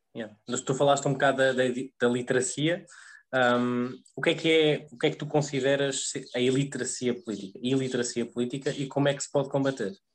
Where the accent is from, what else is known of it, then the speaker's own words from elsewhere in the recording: Viseu, Centro, Portugal; eu também sou do interior, sou, sou de Viseu